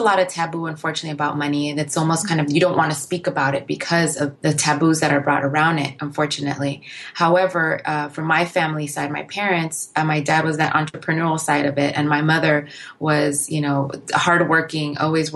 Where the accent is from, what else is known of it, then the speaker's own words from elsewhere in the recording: Inglewood, California, United States; I come from a family of immigrants, myself being one, but my parents left during a civil war, and growing up in Inglewood